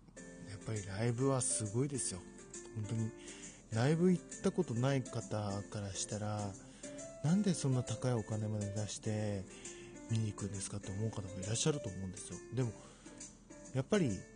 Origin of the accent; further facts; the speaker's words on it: Fukui, Japan; 自分の地元の福井